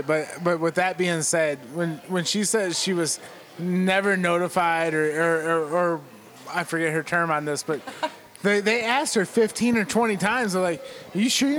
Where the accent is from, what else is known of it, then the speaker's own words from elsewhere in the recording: Kentucky, United States; we're from Kentucky, so we know barbecue.